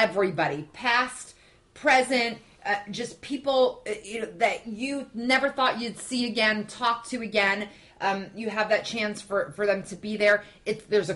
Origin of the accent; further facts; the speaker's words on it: North Carolina, United States; I'm from North Carolina